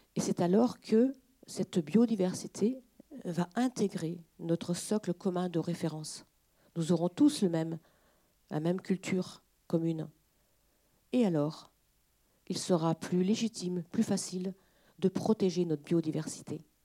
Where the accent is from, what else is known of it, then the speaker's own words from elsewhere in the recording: Mazé-Milon, Pays de la Loire, France; on est de Mazé-Milon, donc du département, on est du local.